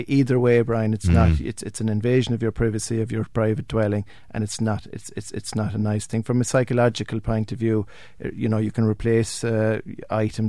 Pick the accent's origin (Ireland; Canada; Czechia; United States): Ireland; North Kerry, Munster; moved away; I'm from North Kerry